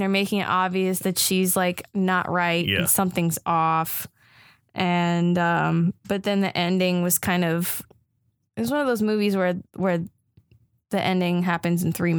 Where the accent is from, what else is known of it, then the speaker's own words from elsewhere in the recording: Germany; moved away; I grew up in Germany, like my parents were German.